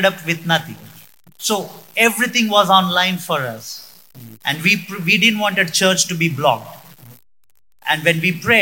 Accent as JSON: {"language": "English", "town": "Hubli", "region": "Karnataka", "country": "India", "moved": "as an adult", "lives_now": "Mysore, India", "said": "I am from Hubli."}